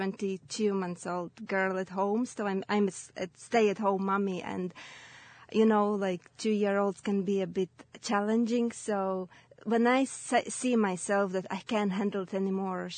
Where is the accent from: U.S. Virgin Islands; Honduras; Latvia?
Latvia; English is a second language; moved away as an adult; now in Ireland; I'm originally from Latvia, and I moved to Ireland 7 years ago.